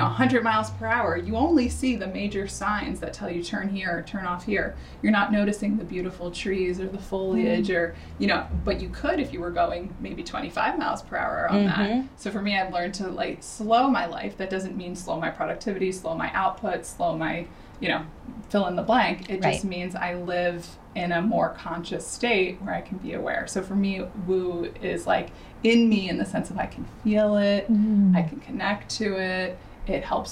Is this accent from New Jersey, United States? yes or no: yes; New Jersey, United States; I grew up in New Jersey.